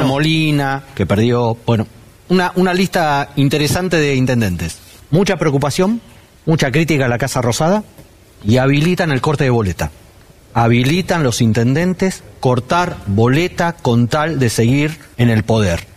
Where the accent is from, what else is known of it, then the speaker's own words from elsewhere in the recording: Argentina; somos argentinos